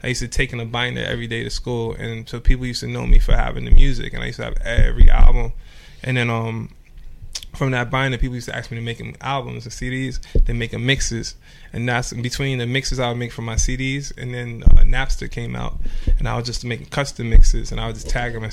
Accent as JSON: {"language": "English", "town": "New York City", "region": "New York", "country": "United States", "tie": "born or raised there", "also_born_or_lived": "Trinidad / Bronx", "lives_now": "Los Angeles, United States", "said": "I'm originally from Trinidad. And I was came to Brooklyn when I was 5"}